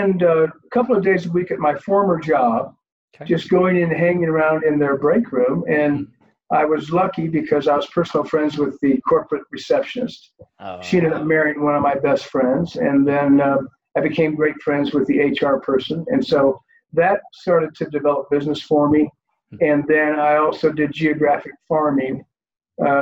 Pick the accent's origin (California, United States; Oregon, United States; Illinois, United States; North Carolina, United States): Illinois, United States; Peoria; moved away; also born or lived in Colorado; I'm originally from Central Illinois. I'm one of nine children